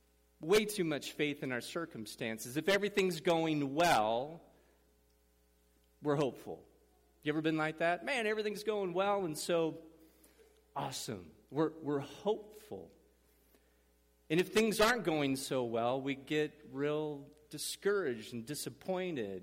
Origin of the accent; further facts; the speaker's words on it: Madrid, Nebraska, United States; moved away as an adult; also born or lived in Kansas City; We moved from Kansas City, a city, to a rural area, Madrid, Nebraska area where I grew up.